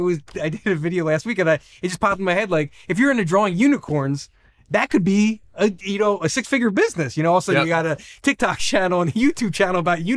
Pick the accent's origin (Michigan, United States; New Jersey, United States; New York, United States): New Jersey, United States; I'm from New Jersey. I didn't grow up in Hollywood. I don't know famous people.